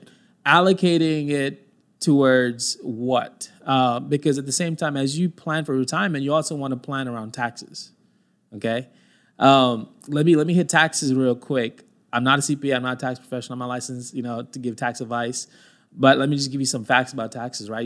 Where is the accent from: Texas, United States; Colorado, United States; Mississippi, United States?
Texas, United States; Mesquite; I grew up in Mesquite, uh, went to school at Mesquite Poteet